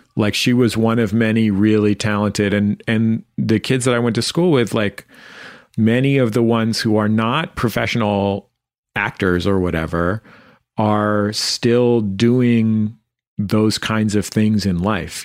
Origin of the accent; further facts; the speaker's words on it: San Francisco, California, United States; I grew up in the Mission District of San Francisco